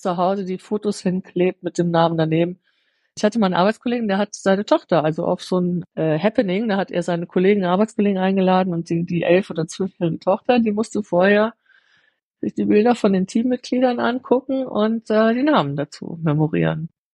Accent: Germany; moved away as an adult; now in Switzerland; ich als Deutsche

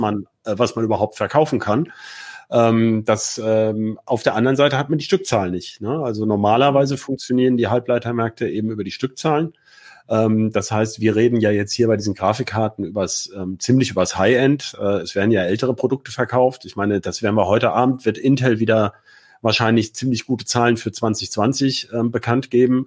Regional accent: Hanover, Lower Saxony, Germany; als Hannoveraner ist das ja ein Thema. Ne? Die bauen ja gerade bei mir um die Ecke die neue, äh, die neue Zentrale

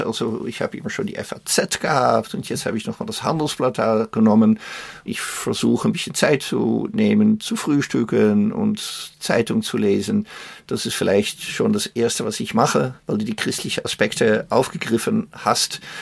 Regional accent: Netherlands; German is a second language; also born or lived in Austria / Luxembourg / Belgium / Germany; now in Emmerich, Germany; Meine Heimat ist Holland, sind die Niederlande

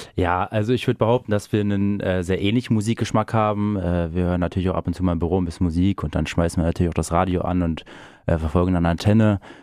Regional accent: Großenheidorn, Lower Saxony, Germany; ich komme gebürtig aus Großenheidon

